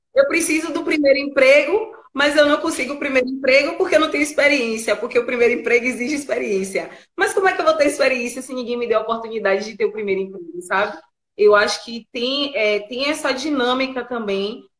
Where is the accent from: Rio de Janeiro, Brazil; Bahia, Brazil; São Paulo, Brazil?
Bahia, Brazil; A gente é baiano, né? E a gente é baiano, é preto.